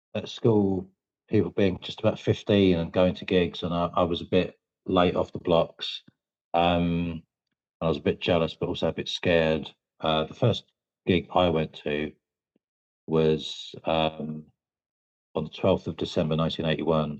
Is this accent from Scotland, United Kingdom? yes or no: no; Medway, South East England, United Kingdom; we're from Medway